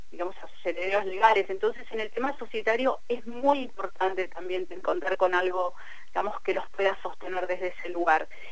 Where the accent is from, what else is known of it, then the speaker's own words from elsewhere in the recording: Cipolletti, Río Negro, Argentina; yo tengo un teléfono con prefijo de Buenos Aires, pero vivo en Tipoleti, eh, yo soy de Tipoleti